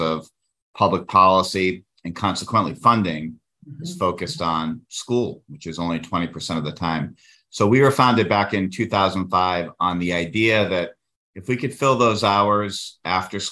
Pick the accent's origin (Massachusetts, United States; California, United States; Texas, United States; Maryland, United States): Massachusetts, United States; Worcester; my hometown of Worcester